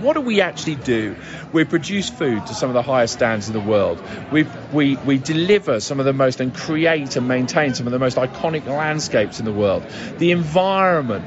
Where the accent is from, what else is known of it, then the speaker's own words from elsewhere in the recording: United Kingdom; as a British farmer